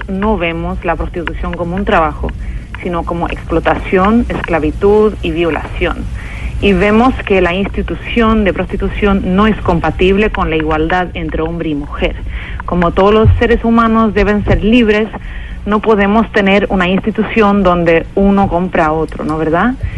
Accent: Sweden; en mi país, Suecia

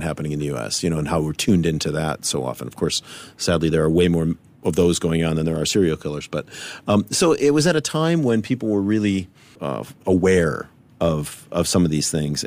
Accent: United States; growing up in America

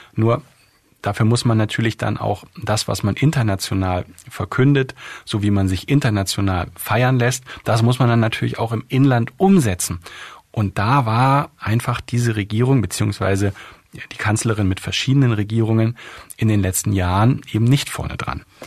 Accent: Germany; als Deutsche

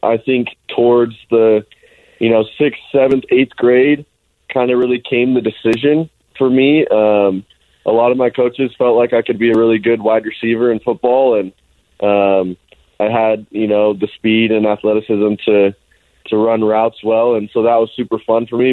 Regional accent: Alpine, Utah, United States; also born or lived in Highland, Utah; most of the time I tell people I'm from Alpine because every time I told somebody I'm from Highland they asked me about rugby

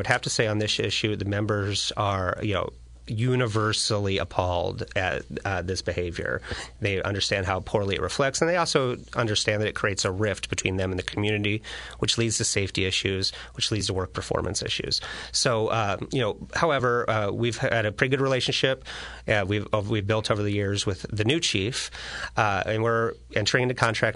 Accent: Springfield, Illinois, United States; I grew up in Springfield, too.

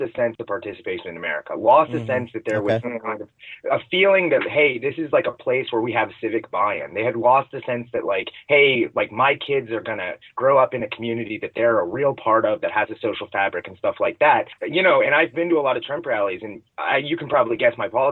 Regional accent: Cincinnati, Ohio, United States; I'm from Cincinnati

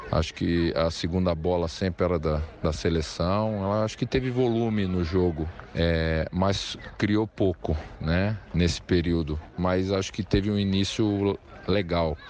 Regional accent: Brazil; a gente, como brasileiro

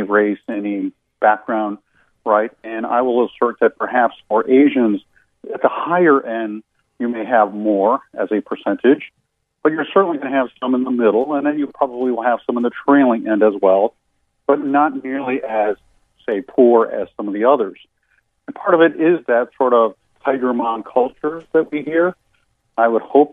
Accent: Cleveland, Ohio, United States; now in Lancaster, United States; I'm a native Clevelander in Lancaster, Pennsylvania these days

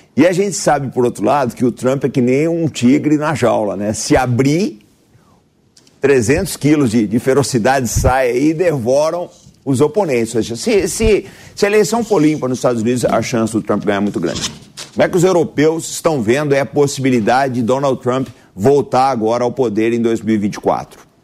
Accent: Brazil

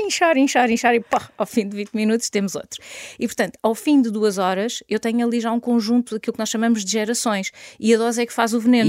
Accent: Caldas da Rainha, Leiria District, Portugal; also born or lived in Lisbon / Dubai; Sou filha de agricultores, nasci e vivo atualmente nas Caldas da Rainha

